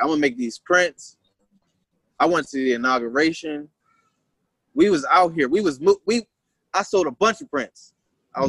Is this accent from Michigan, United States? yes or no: no; Wilmington, Delaware, United States; I'm from Wilmington